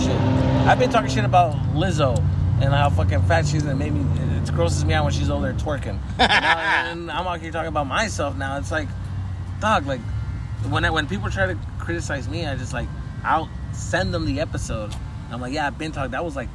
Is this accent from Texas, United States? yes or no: no; Tucson, Arizona, United States; also born or lived in East Los Angeles, California / Phoenix, Arizona; I'm from Tucson, Arizona. That's where I grew up. I was born in East LA, but I grew up in Tucson, Arizona.